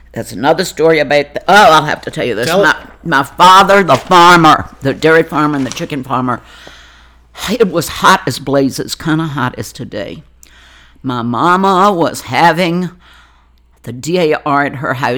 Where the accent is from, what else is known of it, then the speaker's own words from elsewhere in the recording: Burkeville, Virginia, United States; moved away as an adult; also born or lived in Richmond, Virginia; now in Ashland, United States; I was born in Richmond and then immediately taken to the farm in Burkeville, Virginia